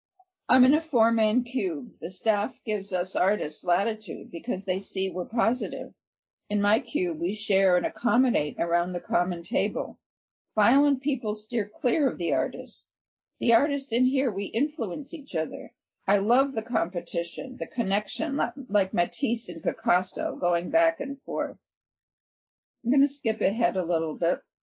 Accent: Albania; English is a second language; moved away as an adult; now in United States; I grew up in Albania and came to the United States at 18 in 2000. I came alone, and then my parents came for political asylum.

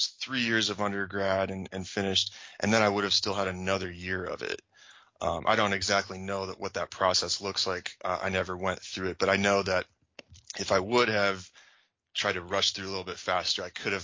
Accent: Champaign, Illinois, United States; moved away as an adult; also born or lived in Camp Lejeune, North Carolina / Camp Pendleton, California / Okinawa; I'm back essentially in my hometown now

